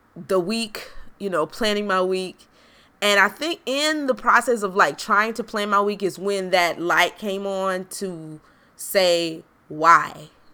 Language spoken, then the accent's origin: English; South Carolina, United States; moved away; growing up in South Carolina, you are very privy to racial injustice